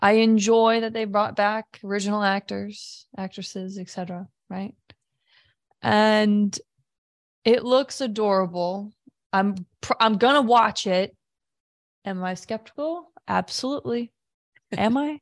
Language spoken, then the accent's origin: English; Midwest, United States; moved away as an adult; now in Washington, D.C. area, United States; being a Midwesterner